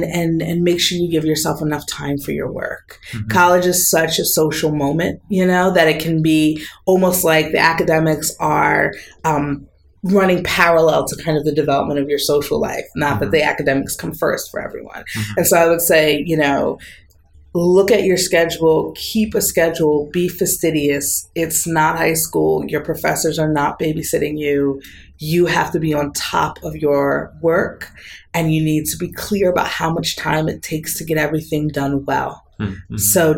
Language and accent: English; East Coast, United States; these places that were so different from where I was growing up on the East Coast of the U.S.